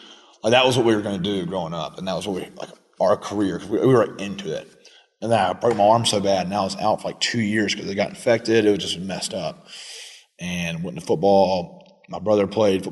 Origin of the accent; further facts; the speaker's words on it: Anderson, South Carolina, United States; I'm freaking born and raised in Anderson